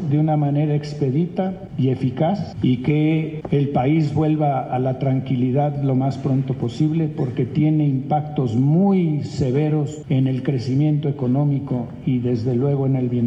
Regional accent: Mexico; es terrible, no solo para la ABM y todas las instituciones, sino para cada uno de nosotros como mexicanos y como seres humanos

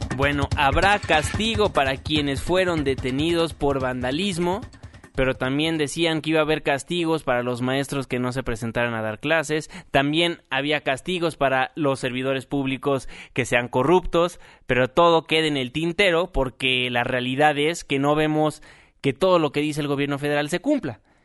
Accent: Mexico; como mexicanos

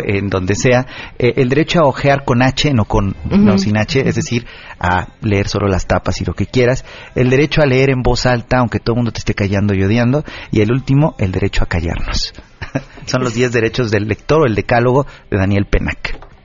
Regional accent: Oaxaca, Mexico; moved away; yo soy de Oaxaca y mis papás de repente vienen

